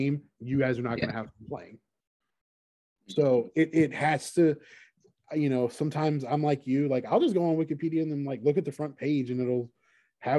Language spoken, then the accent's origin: English; the South, United States; growing up in the South